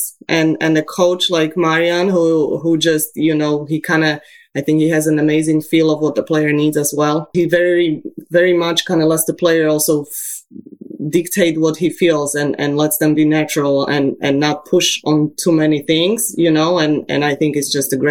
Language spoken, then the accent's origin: English; Bratislava, Bratislava Region, Slovakia; now in United States; I was raised in Slovakia in Bratislava